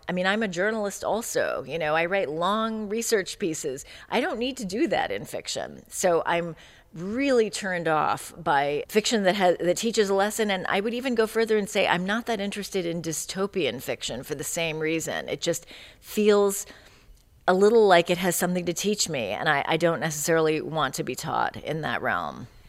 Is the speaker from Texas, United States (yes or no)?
no; California, United States; also born or lived in Chicago; I grew up in California in the 70s